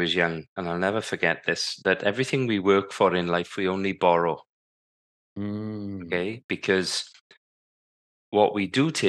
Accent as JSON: {"language": "English", "region": "Wales", "country": "United Kingdom", "tie": "born or raised there", "said": "growing up in South Wales, I was privileged to be, living in a working class family. My dad was a crane driver. My mum was a school caretaker."}